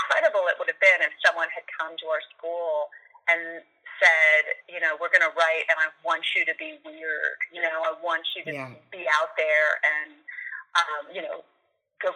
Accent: Austin, Texas, United States; moved away as an adult; when I moved back to Austin, my hometown

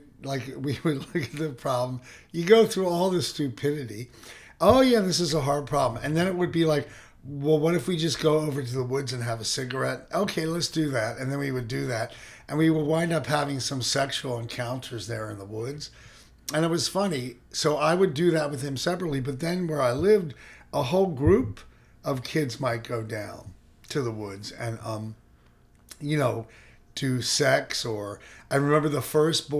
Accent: Philadelphia, Pennsylvania, United States; now in San Francisco, United States; I grew up in Philly, and it was right outside of Philly

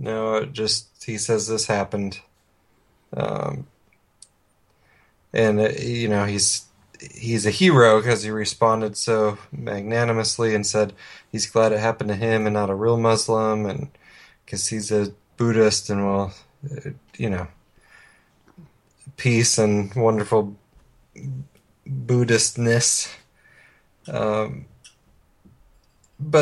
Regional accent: Oregon, United States; moved away; also born or lived in Phoenix; my hometown

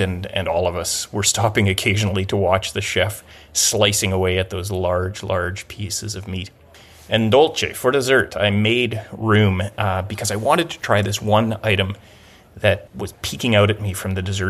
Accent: Gibsons, British Columbia, Canada; my hometown of Gibson's, British Columbia

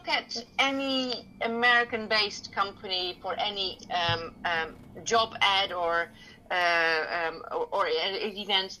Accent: Hoofddorp, North Holland, Netherlands; I grew up in Hoofddorp

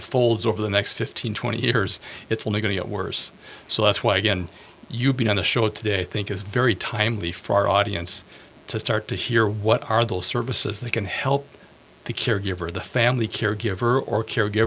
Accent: Bloomington, Minnesota, United States; I was born in Minneapolis, raised in Bloomington

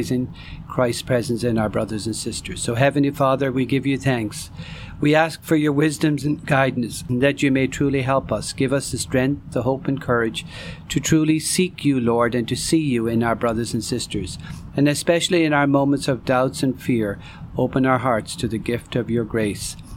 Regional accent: Ireland; I was born and raised in Ireland

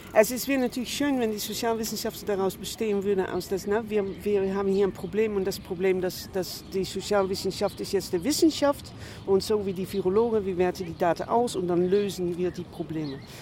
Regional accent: Netherlands; moved away; ich komme aus den Niederlanden

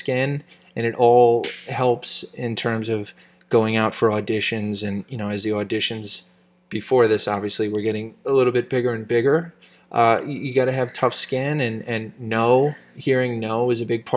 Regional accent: New York City, New York, United States; I'm a kid from the Bronx

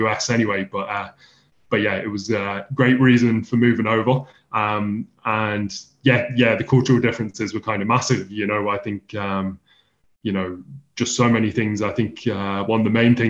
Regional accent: England, United Kingdom; moved away as an adult; now in Huntsville, United States; I moved from England over to the United States in August 2021

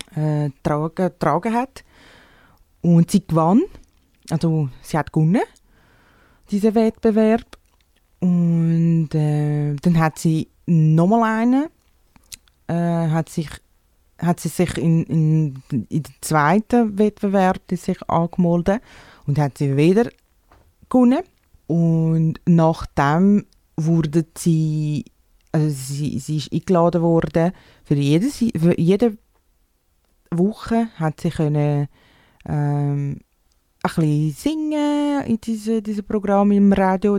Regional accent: Brazil; German is a second language; now in Switzerland; ich bin 28, ich komme aus Brasilien

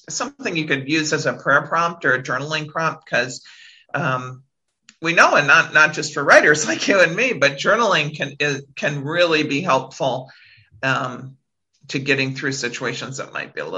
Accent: South Dakota, United States; now in Washington, DC area, United States; I'm a girl from South Dakota

